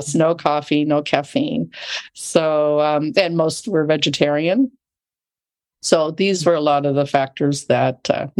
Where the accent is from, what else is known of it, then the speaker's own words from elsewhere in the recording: Loma Linda, California, United States; I grew up right near Loma Linda, California